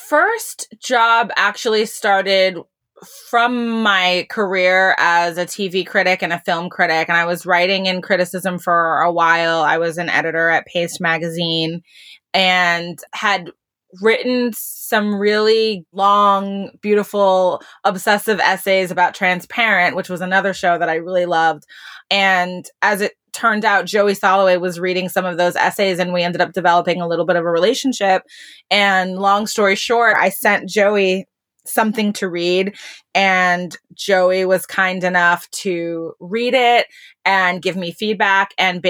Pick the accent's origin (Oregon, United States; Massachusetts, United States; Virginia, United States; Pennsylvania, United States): Massachusetts, United States; Boston; also born or lived in North Carolina / Cleveland / New York; now in Los Angeles, United States; I grew up mostly in Boston, but also lived in North Carolina and Cleveland for a while, graduated from high school in Cleveland and went to New York for college.